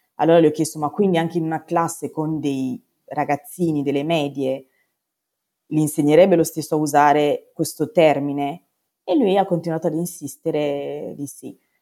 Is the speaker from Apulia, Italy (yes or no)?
no; Padua, Veneto, Italy; sono di Padova